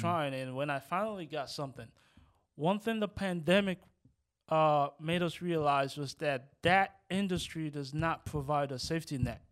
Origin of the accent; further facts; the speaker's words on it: Nigeria; also born or lived in Rosedale; now in United States; growing up in Nigeria